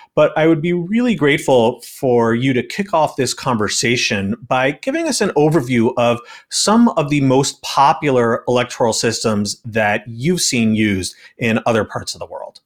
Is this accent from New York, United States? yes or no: yes; New York, United States; moved away; my home state of New York